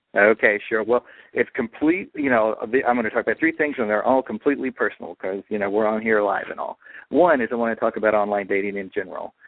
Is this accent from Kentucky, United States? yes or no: yes; Pikeville, Kentucky, United States; I'm from Pikeville, Kentucky, the home of the Hatfield McCoy feud